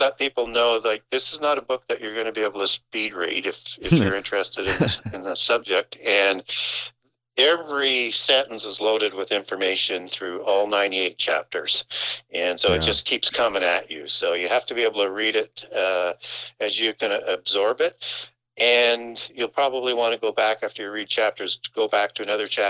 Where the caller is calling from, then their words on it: Saskatchewan, Canada; I am calling from Northern Saskatchewan, and most people won't know where the location is, but it's literally as you go up the center of the province